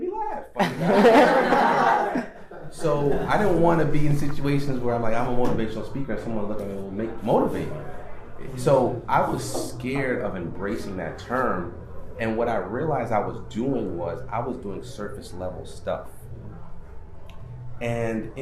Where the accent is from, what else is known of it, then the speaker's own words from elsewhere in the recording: Stamford, Connecticut, United States; I grew up in Stanford, and where I grew up is really cutthroat